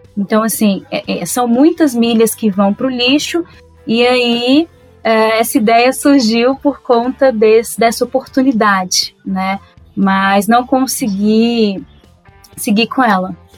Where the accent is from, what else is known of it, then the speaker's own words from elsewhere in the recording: Minas Gerais, Brazil; nasci e cresci em Minas Gerais